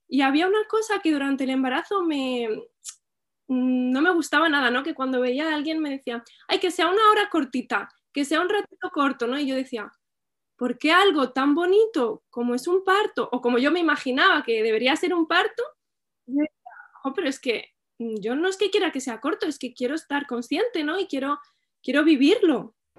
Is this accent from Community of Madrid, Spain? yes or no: no; Albacete, Castilla-La Mancha, Spain; now in L'Hospitalet de Llobregat, Spain; soy de Albacete, pero vivo en Hospitalet, en Barcelona